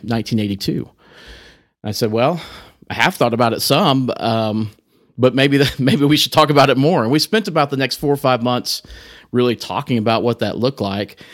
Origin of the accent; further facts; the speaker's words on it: Amarillo, Texas, United States; also born or lived in Corpus Christi, Texas / Oklahoma City / Dallas; grew up here in Amarillo and, uh, went to high school here